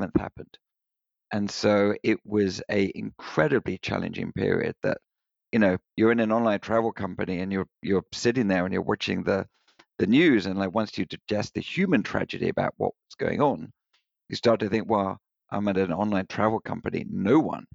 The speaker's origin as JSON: {"language": "English", "country": "United Kingdom", "tie": "born or raised there", "accent": "British", "moved": "yes", "said": "I was born just outside London in the UK"}